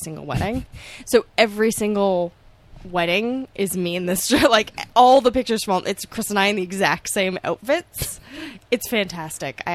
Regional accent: Toronto, Ontario, Canada; moved away; I'm not going to move from Toronto because I'm from Toronto

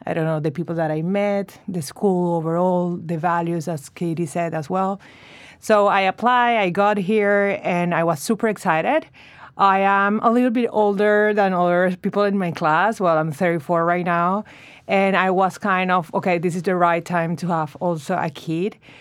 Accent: Venezuela; moved away as an adult; also born or lived in Chicago, United States; now in New York, United States; I'm from Venezuela, and we moved to the States four years ago, my husband

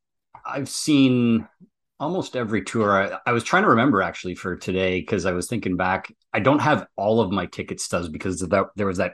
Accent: Ontario, Canada; So I actually saw them in a little town up near my hometown called Sudbury in a small, like 3,000 seater arena.

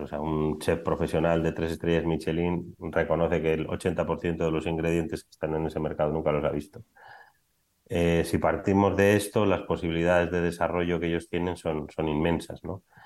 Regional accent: Biscay, Basque Country, Spain; moved away as an adult; now in Madrid, Spain; realmente soy vizcaíno, que no bilbaíno, porque soy de un pueblo que se llama Zaya, no soy de Bilbao

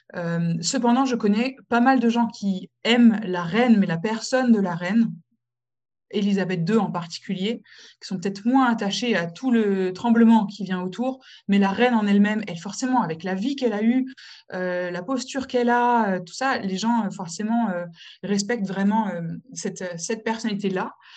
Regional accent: France; moved away as an adult; also born or lived in Morocco; now in United Kingdom; je suis française, mais je suis aussi marocaine

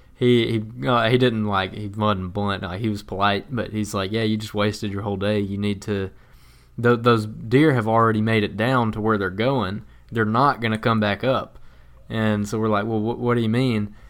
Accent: the South, United States; growing up in the South

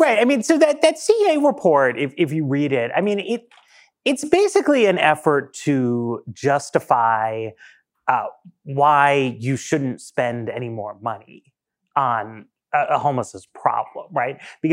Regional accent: New York, United States; I grew up in New York in the 80s, and I always feel like I understand where Trump is coming from

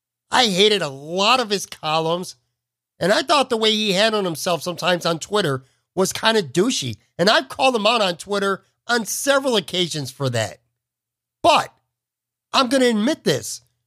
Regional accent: Buffalo, New York, United States; It's my hometown newspaper. I grew up loving and living to read the Buffalo News.

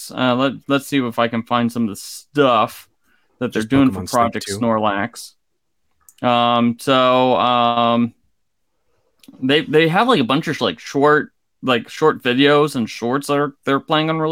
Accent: Columbus, Ohio, United States; born or raised there

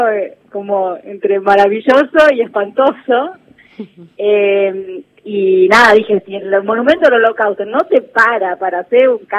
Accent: San Miguel de Tucumán, Tucumán, Argentina; No, soy de San Miguel de Tucumán.

